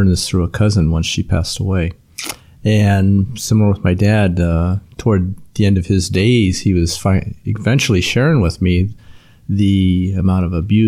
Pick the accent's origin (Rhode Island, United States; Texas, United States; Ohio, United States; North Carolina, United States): Ohio, United States; Youngstown; born there; I was born in Youngstown, Ohio.